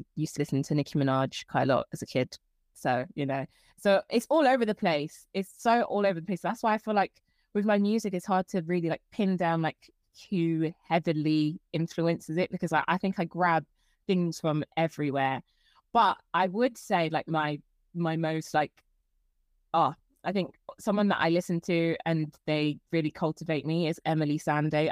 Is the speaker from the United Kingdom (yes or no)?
yes; London, United Kingdom; I'm from London. I'm from Croydon